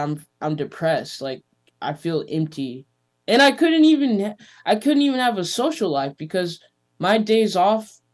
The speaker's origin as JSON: {"language": "English", "town": "Los Angeles", "region": "California", "country": "United States", "tie": "born or raised there", "moved": "yes", "said": "growing up in Venice is like it taught me a lot about business"}